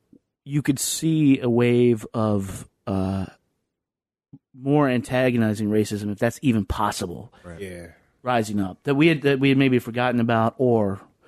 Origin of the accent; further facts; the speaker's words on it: the South, United States; now in Lynchburg, United States; growing up in the South